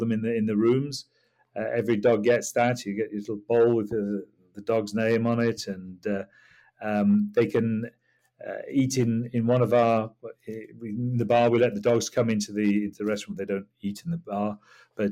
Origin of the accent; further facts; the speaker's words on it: Yorkshire and the Humber, United Kingdom; moved away as an adult; also born or lived in Singapore / Bali / Kuala Lumpur; now in Hampshire, United Kingdom; I'm from Yorkshire